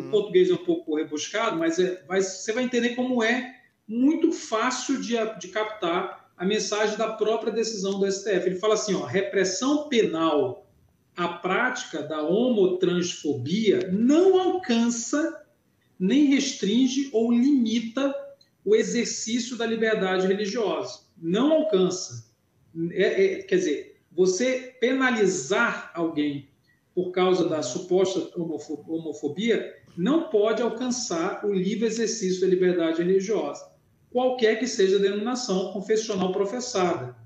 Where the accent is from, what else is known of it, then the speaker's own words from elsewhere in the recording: Belém, Pará, Brazil; now in Belo Horizonte, Brazil; eu estou aqui de Belo Horizonte, moro em Belo Horizonte. Eu sou natural de Belém do Pará, uh lá onde Jesus nasceu, mas moro em BH